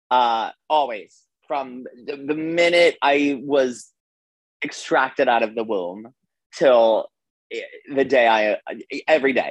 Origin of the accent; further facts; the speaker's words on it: Wayland, Massachusetts, United States; Uh, I am from Wayland, Massachusetts. So, like a suburb, like 25 minutes, half hour west of Boston.